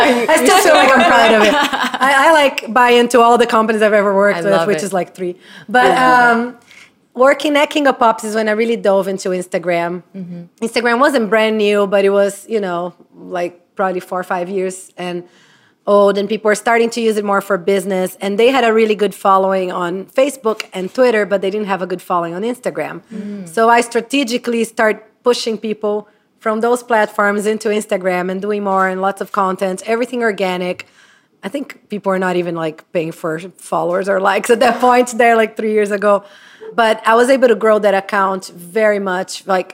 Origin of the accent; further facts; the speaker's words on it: Brazil; moved away as an adult; I'm from Brazil. I moved here in 2000, right out of college.